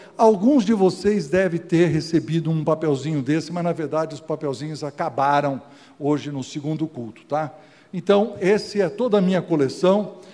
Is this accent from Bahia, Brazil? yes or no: no; Casa Branca, São Paulo, Brazil; eu nasci aqui em Casa Branca, eu sou um caipirão